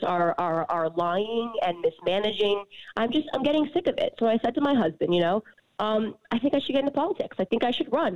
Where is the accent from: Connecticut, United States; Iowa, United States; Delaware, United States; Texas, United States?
Connecticut, United States; moved away; also born or lived in New York / New York City; I grew up in Connecticut. I, I came up in New York. I, sp- I spent, um, you know, my early 20s, seven years in New York City. I was born in New York.